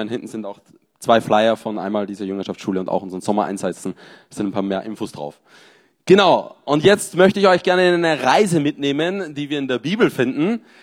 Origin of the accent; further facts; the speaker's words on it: Austria; now in Marseille, France; Ich bin in Marseille, 30 Jahre, bin ursprünglich Österreicher